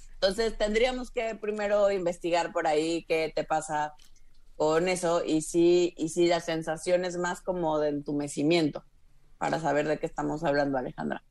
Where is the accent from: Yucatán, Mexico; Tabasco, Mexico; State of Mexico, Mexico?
Tabasco, Mexico; also born or lived in Mérida; now in Mexico City, Mexico; De Tabasco